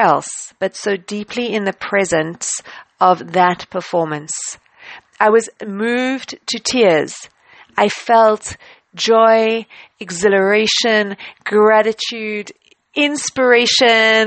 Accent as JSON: {"language": "English", "country": "South Africa", "said": "I traveled to the UK as a South African in the time after I studied."}